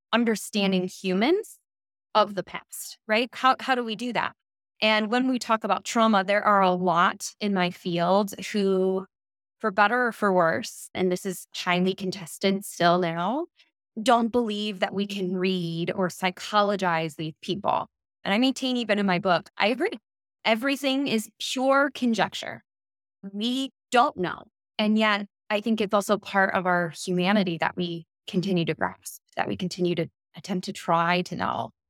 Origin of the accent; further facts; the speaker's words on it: United States; moved away as an adult; also born or lived in Stellenbosch, South Africa; now in Copenhagen, Denmark; I am from the United States, but currently residing in Copenhagen, Denmark